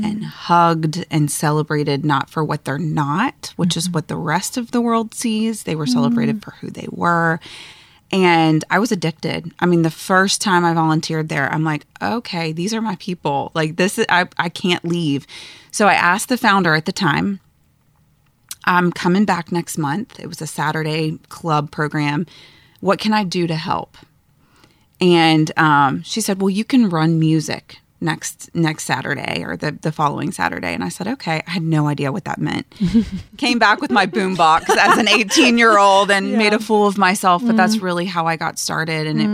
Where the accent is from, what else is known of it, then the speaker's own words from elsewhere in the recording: Atlanta, Georgia, United States; I grew up in Atlanta